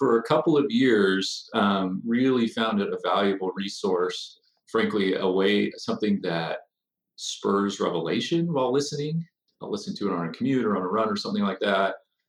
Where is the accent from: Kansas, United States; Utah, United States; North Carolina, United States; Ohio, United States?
Utah, United States; Bountiful; also born or lived in Illinois / New York City; I'm from Davis County, grew up in Bountiful Centerville area.